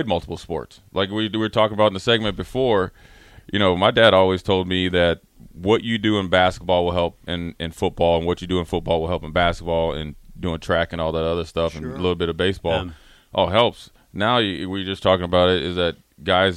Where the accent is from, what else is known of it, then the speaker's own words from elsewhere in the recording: Frederick, Maryland, United States; moved away; also born or lived in Charlotte, North Carolina; I'm DMV